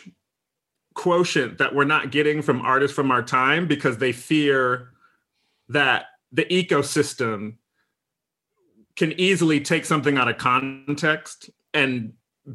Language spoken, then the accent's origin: English; Midwest, United States; I'm from the Midwest of America, right? I'm not from New York or LA.